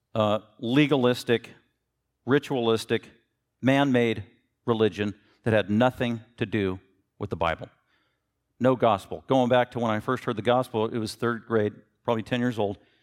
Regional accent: Denver, Colorado, United States; I was born in Denver, Colorado.

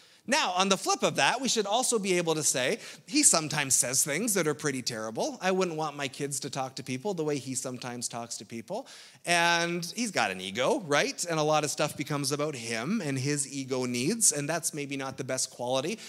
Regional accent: Ontario, Canada; as a Canadian

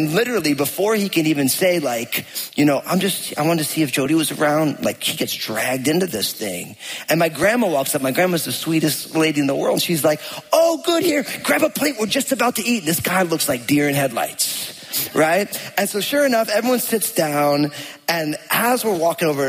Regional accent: New Jersey, United States; I grew up in New Jersey

